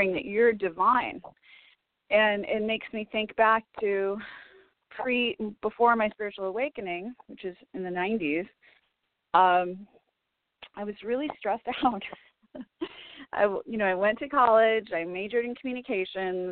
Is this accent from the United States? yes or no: yes; Chicago, Illinois, United States; now in Los Angeles, United States; I'm originally from Chicago